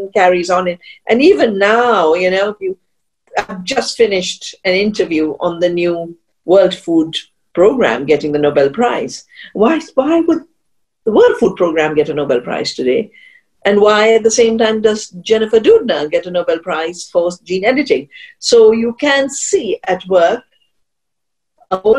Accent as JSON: {"language": "English", "region": "central Himalaya", "country": "India", "also_born_or_lived": "Canada", "said": "I'm from the Himalaya, central Himalaya"}